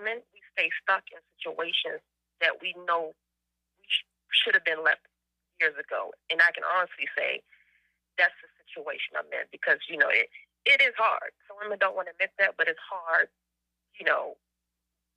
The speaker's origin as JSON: {"language": "English", "region": "Maryland", "country": "United States", "said": "I'm from Maryland"}